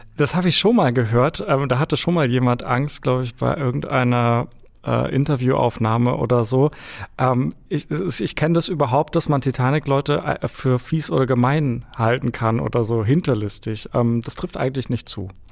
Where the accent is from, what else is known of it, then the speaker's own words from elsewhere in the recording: near Munich, Bavaria, Germany; bei München groß geworden